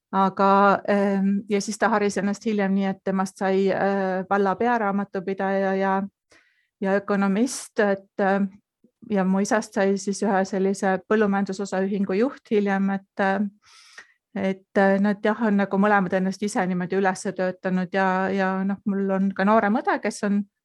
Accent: South Estonia, Estonia; moved away as an adult; also born or lived in Põlva / Finland / Munich, Germany; now in Austria; ma kasvasin üles sellisest ähm, kohas, kus äh, põhimõtteliselt oli ainult kaks maja

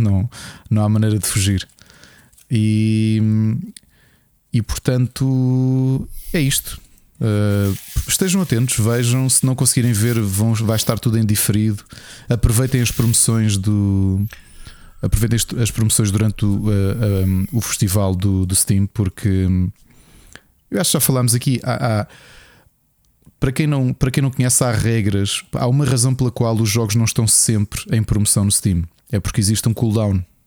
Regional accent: Portugal; nós somos portugueses

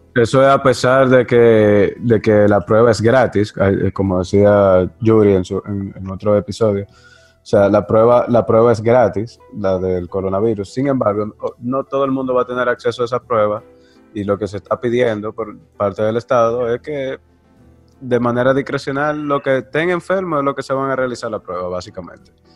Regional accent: Dominican Republic; como dominicanos

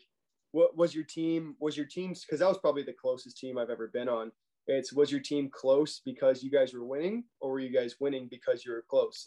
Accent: Arlington, Texas, United States; also born or lived in Ohio; I'm from Arlington, Texas, right outside Dallas. Grew up a Stars fan

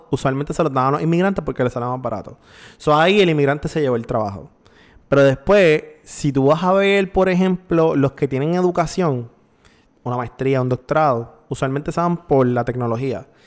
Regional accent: Puerto Rico; nosotros los puertorriqueños

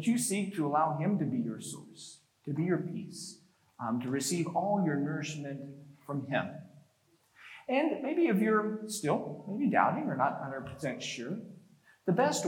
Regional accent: North Texas, United States; growing up in North Texas

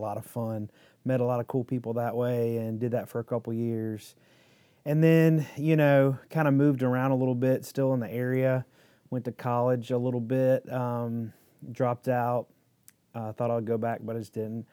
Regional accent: Midland, North Carolina, United States; I grew up in Midland, like on a farm

